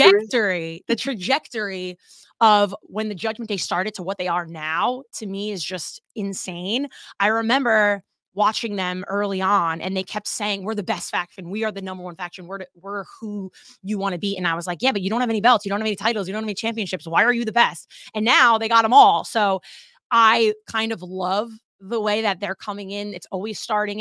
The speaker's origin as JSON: {"language": "English", "region": "New Jersey", "country": "United States", "said": "I'm from New Jersey"}